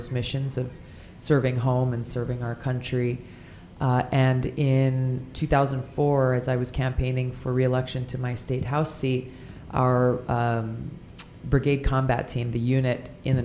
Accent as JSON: {"language": "English", "region": "Hawaii", "country": "United States", "tie": "born or raised there", "said": "Growing up in Hawaii, the culture that we're surrounded by is one where we are taught to be custodians of our home"}